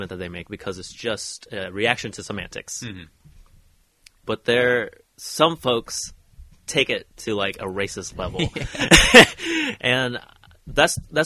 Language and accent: English; Oregon, United States; I want my home state to do better